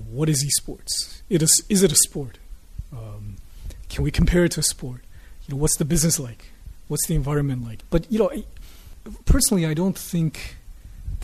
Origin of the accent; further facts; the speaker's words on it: Michigan, United States; now in Taiwan; I grew up in Michigan